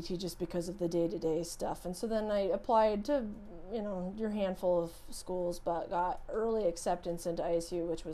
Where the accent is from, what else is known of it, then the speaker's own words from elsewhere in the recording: Pocatello, Idaho, United States; I grew up in Pocatello, Idaho, here in town.